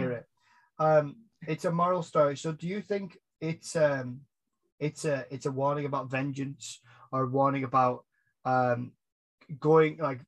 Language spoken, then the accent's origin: English; United Kingdom; I'm British